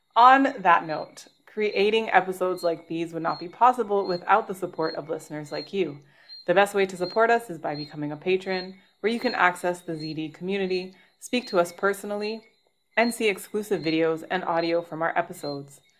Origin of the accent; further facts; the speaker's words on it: Toronto, Ontario, Canada; moved away; my hometown in Toronto